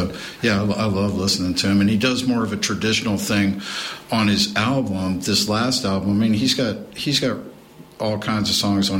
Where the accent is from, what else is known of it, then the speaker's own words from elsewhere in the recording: the South, United States; we're from the South